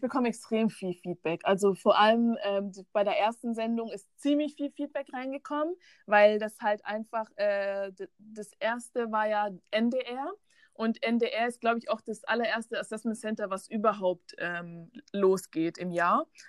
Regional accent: Bavaria, Germany; ich bin in Bayern geboren und dort aufgewachsen

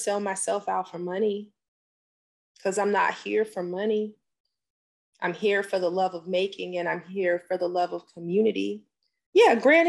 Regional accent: California, United States; now in Georgia, United States; Originally from California. And it was one big melting pot

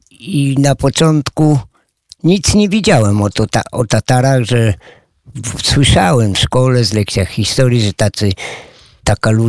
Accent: Gdańsk, Pomeranian Voivodeship, Poland; moved away as an adult; now in Studzianka, Poland; zamieszkałem tu na Podlasiu, tu w Studiance, a pochodzę dokładnie i wychowałem się w Gdańsku. Także przeniesienie z takiej dużej aglomeracji jak jaką jest Gdańsk tutaj na Podlasie

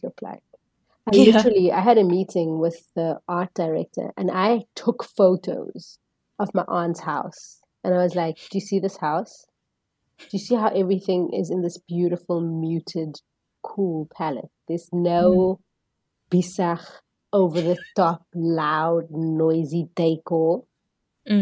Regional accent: Cape Town, Western Cape, South Africa; I'm from the Cape Flats.

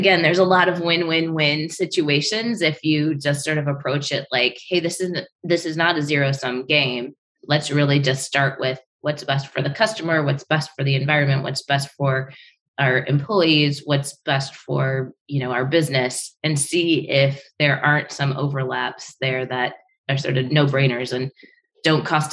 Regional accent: Detroit, Michigan, United States; growing up in Michigan

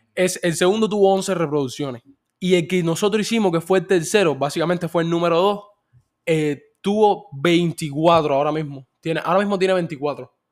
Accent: Cuba; moved away; yo como cubano inmigrante

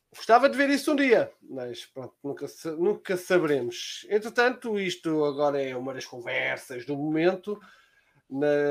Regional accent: Lisbon, Portugal; Eu sou de Lisboa

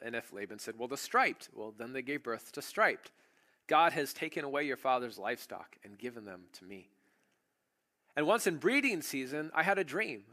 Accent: United States; I'm an American

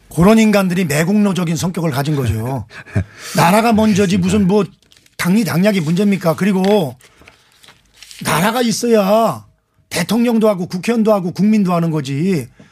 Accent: Anseong, Gyeonggi Province, South Korea; 안성 출신

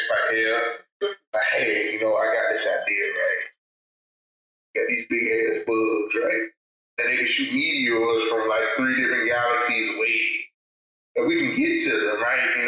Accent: Canada; I always tell people, as a Canadian, I should not have to dive into the crowd.

